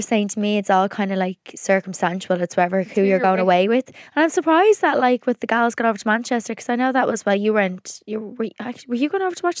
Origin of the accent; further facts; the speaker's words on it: Ireland; we definitely make use of that, as Irish people do.